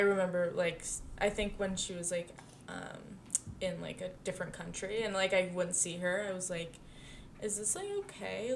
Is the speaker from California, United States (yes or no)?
yes; Pacifica, California, United States; my hometown Pacifica